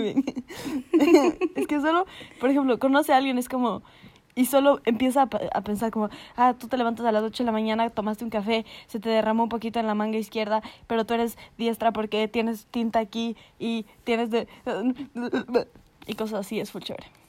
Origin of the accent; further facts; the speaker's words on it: Ecuador; yo soy una mamacita ecuatoriana